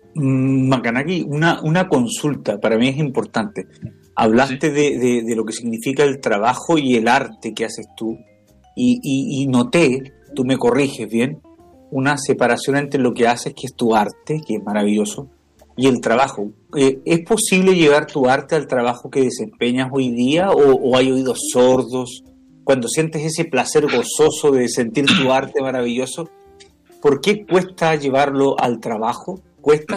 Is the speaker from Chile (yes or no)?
yes; Chile; also born or lived in Canada; como chilenos